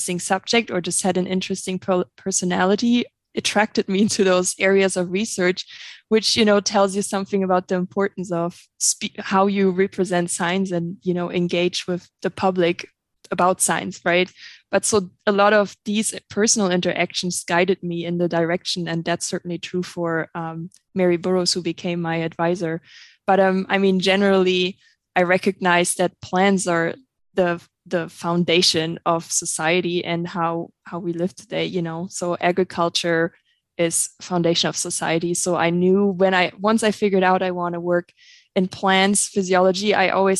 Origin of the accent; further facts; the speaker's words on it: Germany; English is a second language; moved away as an adult; now in Montana, United States; I have an accent. I'm not originally from the United States or Montana. I'm actually originally from Germany, and that's where I did my undergrad and graduate master's degree.